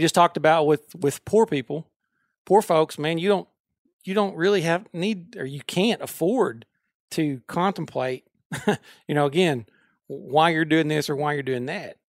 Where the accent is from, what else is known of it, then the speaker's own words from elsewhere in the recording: Pope County, Arkansas, United States; I grew up in Pope County, just a county south